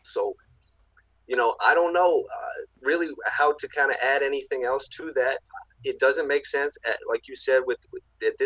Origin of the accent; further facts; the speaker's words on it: North Carolina, United States; I'm from North Carolina.